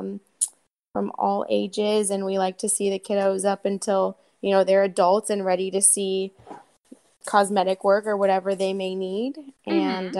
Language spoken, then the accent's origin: English; Columbus, Ohio, United States; moved away as an adult; also born or lived in North Carolina; now in Santa Monica, United States; I grew up in Columbus, Ohio